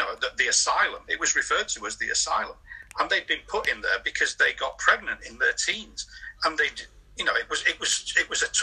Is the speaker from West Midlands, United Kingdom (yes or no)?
no; the Northwest, North West England, United Kingdom; when I was in my teens, growing up in the Northwest